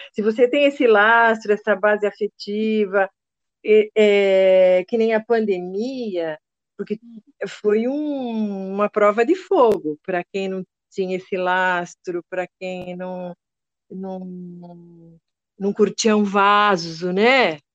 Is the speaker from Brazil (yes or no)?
yes; Brazil; eu nasci numa fazenda ali no Porto Grande, que depois virou bairro